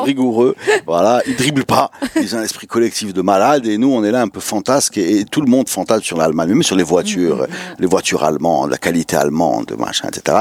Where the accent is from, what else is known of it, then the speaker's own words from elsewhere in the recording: Morocco; comme on est Marocain